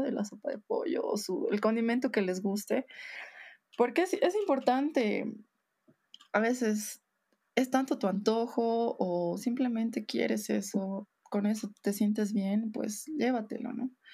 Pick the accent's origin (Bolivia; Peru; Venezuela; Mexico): Bolivia; moved away as an adult; era lo que siempre te recordaba de dónde eres